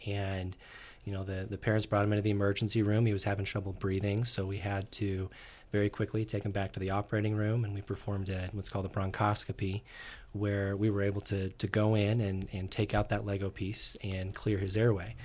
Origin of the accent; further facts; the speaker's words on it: Orem, Utah, United States; I grew up in Orem, Utah